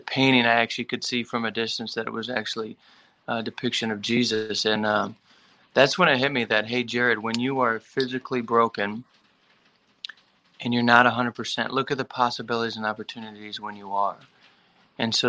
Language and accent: English; Perry, Michigan, United States; I grew up in Michigan, a little town called Perry between Lansing and Flint